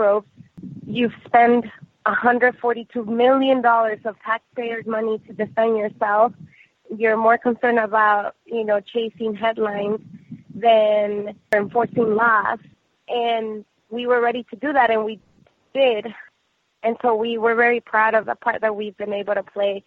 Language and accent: English; Los Angeles, California, United States; also born or lived in Mexico; I was born in Mexico, grew up in Los Angeles